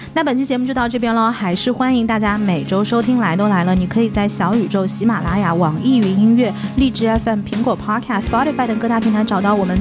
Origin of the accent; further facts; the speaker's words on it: China; moved away; 我刚刚出国的时候，我会发现国内，至少我小的时候，在头发上面花的时间、精力、金钱是特别少少的的